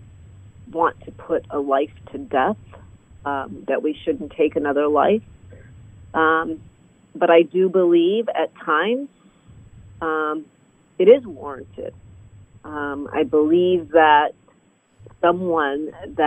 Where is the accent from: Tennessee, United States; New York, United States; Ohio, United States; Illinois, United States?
Illinois, United States; Where I grew up in Illinois